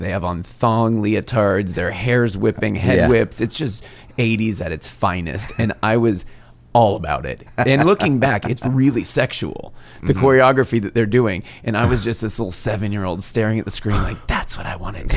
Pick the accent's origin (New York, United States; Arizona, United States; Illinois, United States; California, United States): Arizona, United States; moved away; This was in Arizona. This is my hometown